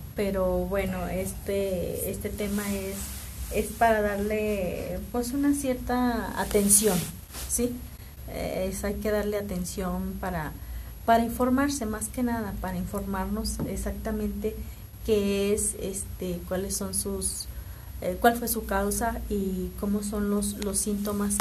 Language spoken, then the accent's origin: Spanish; Mexico